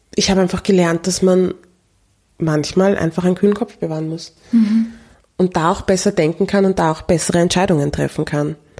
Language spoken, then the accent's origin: German; Austria; aufgewachsen ist in Österreich